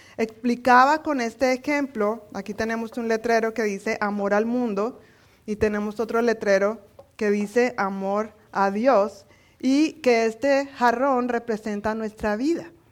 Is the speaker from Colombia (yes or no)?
yes; Colombia; moved away; como buena colombiana